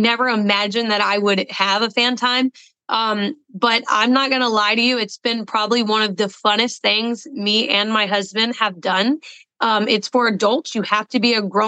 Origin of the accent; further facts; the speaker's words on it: the South, United States; I am from the South